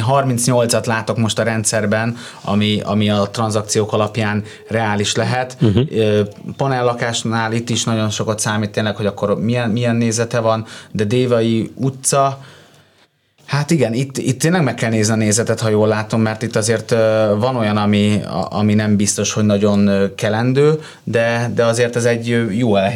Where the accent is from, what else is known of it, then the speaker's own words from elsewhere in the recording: Budapest, Hungary; Újpesten nőttem föl